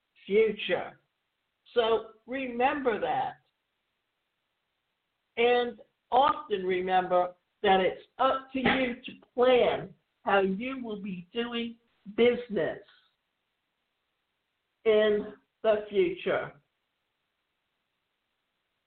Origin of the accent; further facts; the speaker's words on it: southwestern Ontario, Canada; southwestern Ontario, where I grew up